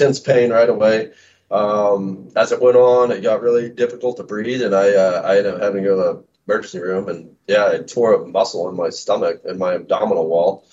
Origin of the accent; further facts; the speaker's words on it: Olathe, Kansas, United States; moved away as an adult; now in Kansas City, Missouri, United States; I grew up on the Kansas side in a town called Olathe, Kansas